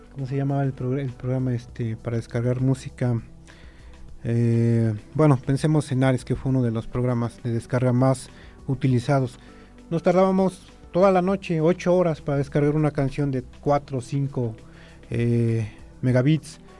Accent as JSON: {"language": "Spanish", "country": "Mexico"}